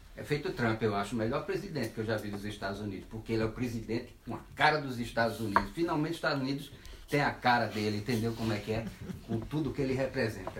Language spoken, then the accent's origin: Portuguese; Brazil; Brasil, como brasileiro que eu me lembro